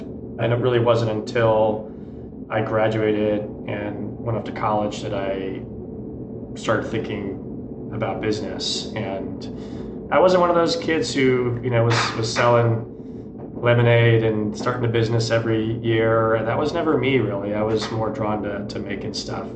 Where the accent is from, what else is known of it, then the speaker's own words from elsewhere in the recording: Dallas, Texas, United States; also born or lived in Houston, Texas; born in Houston, Texas. Ended up moving to Dallas when I was pretty young. So uh, I grew up there and went to high school there